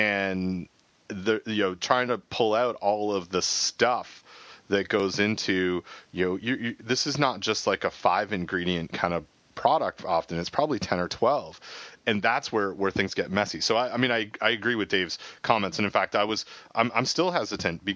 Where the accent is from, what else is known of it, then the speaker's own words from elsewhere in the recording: Canada; I'm Canadian